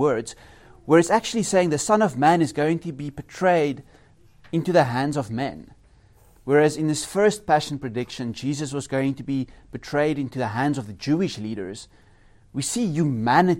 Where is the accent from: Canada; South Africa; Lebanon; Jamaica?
South Africa; now in Norway; As a South African